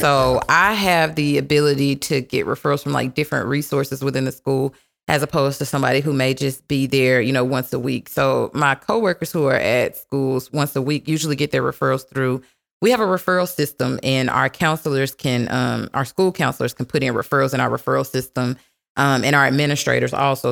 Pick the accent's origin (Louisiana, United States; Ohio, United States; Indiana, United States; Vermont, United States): Louisiana, United States; Minden; moved away as an adult; also born or lived in Dallas Fort Worth, Texas; now in Dallas, United States; I currently live in the Dallas Fort Worth area, um, and I'm originally from Minden, Louisiana